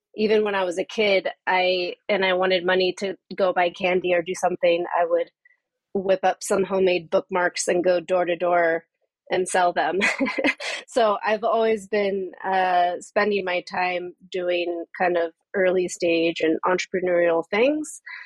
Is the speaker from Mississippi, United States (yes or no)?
no; Southern California, United States; moved away as an adult; also born or lived in San Francisco Bay Area / New York; now in Amsterdam, Netherlands; So, I am from California. I was born and raised there. I spent most of my life there, uh, first in Southern California, and then I moved up to the Bay Area when I was 17